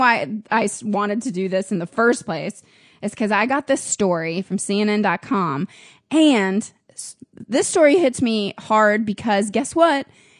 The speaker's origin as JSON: {"language": "English", "town": "Jensen Beach", "region": "Florida", "country": "United States", "tie": "born or raised there"}